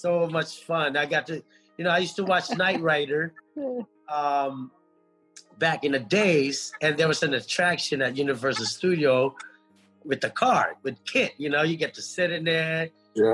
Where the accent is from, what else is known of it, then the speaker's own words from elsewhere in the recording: Angeles City, Central Luzon, Philippines; now in United States; I was born in Philippines, in Angeles City